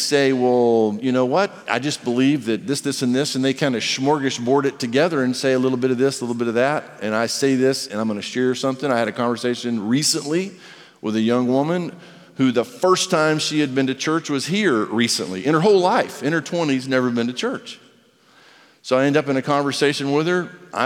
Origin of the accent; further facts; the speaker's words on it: United States; I'm an American. The A is silent if you say it right. I'm American